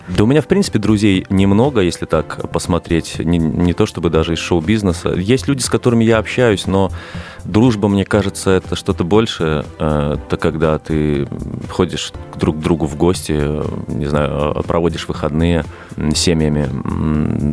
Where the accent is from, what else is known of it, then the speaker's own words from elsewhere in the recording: Minsk, Belarus; moved away as an adult; now in Moscow, Russia; Я родился банально в Минске, э, вот, э, практически в самом центре города, и до 22 лет э, жил там